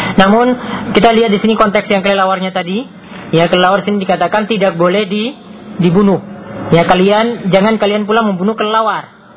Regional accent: Gunung Kidul, Special Region of Yogyakarta, Indonesia; di daerah saya juga di Gunung Kidul tuh ada warung

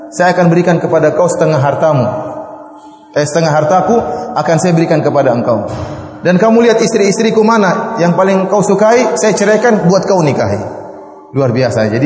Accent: Indonesia; Istri saya orang Bugis, saya juga orang Bugis ya.

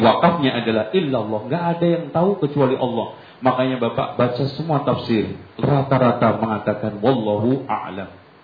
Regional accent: Lamongan, East Java, Indonesia; moved away; saya di kampung saya Lamongan

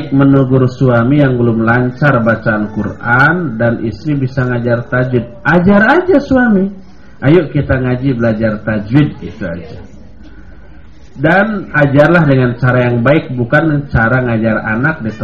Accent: West Java, Indonesia; Saya lewat sebagai orang Sunda, saya lewat nyebut punten sambil membungkuk.

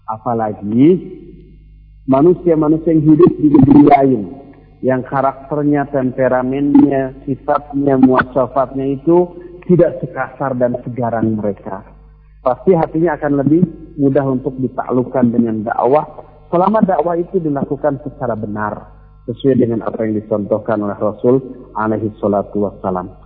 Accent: Bandung, West Java, Indonesia; Coba lihat, kita orang Bandung di sini, rata-rata kesannya lembut, lunak, lele, begitu ya.

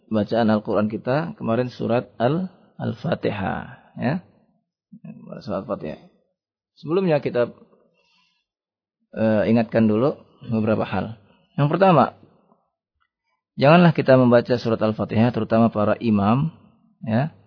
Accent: Java, Indonesia; Kemudian biasanya orang Jawa nih ya, kita orang Jawa ya. Dia mengucapkan ngalamin.

